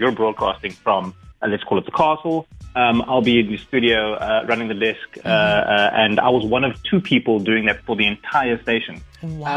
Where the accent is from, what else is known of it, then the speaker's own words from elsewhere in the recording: Cape Town, Western Cape, South Africa; I'm originally from Cape Town